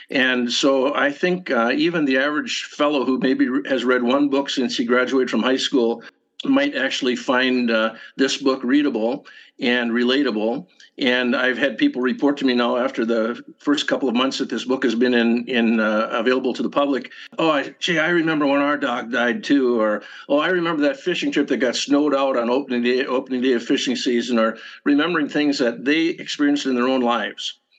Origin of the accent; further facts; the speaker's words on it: Minnesota, United States; This is a memoir, or you could say a collection of essays about growing up in the Northwoods in the 1950s and 60s, Northwoods of Minnesota, on a little lake that no one else lived on.